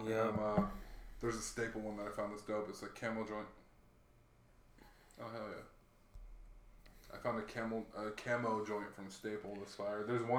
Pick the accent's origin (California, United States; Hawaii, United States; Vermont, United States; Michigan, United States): Hawaii, United States; moved away; also born or lived in Chicago, Illinois; So I was born in Chicago, but I grew up in Hawaii.